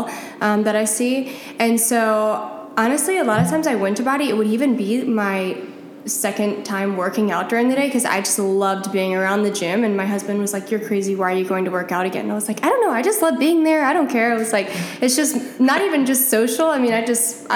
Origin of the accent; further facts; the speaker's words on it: New Orleans, Louisiana, United States; moved away as an adult; I'm from New Orleans, Louisiana